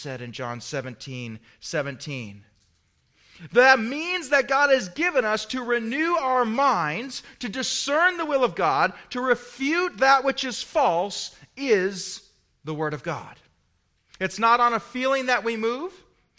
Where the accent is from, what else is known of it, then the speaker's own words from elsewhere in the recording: United States; as an American